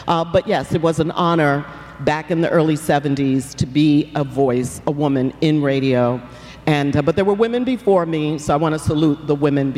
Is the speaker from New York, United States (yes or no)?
yes; New York City, New York, United States; moved away; I grew up in New York, in the Bronx and Harlem.